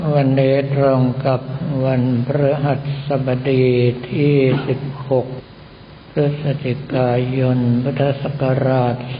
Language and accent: Thai; Bangkok, Thailand; ทางด้านธนบุรีข องเราเป็นป่าขนาดไหน เอาแค่สมัยที่กับผมเราภาพเป็นวัยรุ่นก็พอเพราะว่าบ้านยายอยู่ตรงสำแยกไฟฉาย